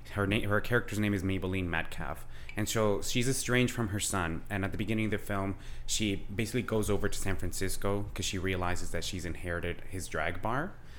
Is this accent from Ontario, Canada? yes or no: yes; London, Ontario, Canada; moved away as an adult; also born or lived in Colombia; now in Toronto, Canada; I'm an actor, obviously here based out of Toronto. I'm Colombian born. I grew up in London, Ontario. And I've just been living here in Toronto for just over 10 years. I moved here in 2009.